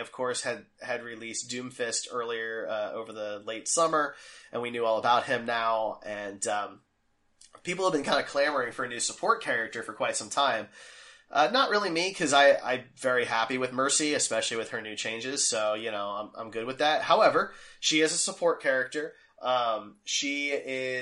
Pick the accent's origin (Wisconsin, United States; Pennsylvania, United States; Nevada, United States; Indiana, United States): Pennsylvania, United States; Philadelphia; now in Kansas City, United States; I'm from Philly